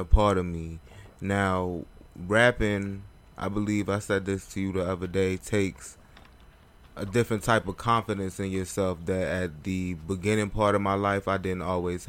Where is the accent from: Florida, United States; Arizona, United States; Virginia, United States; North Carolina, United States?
North Carolina, United States; Raleigh; also born or lived in Baltimore; So Raleigh. That's where I'm from